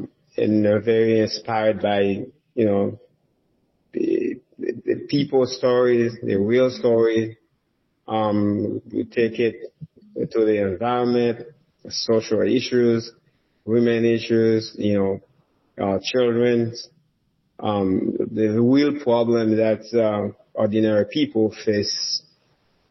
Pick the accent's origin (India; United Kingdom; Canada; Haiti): Haiti; Nord-Ouest; moved away as an adult; also born or lived in Port-au-Prince, Haiti; now in United States; I was born and raised in Haiti. I came from a very humble background. My parents, they basically from the remote village in Haiti, in northwestern part of Haiti. That's where I was born and raised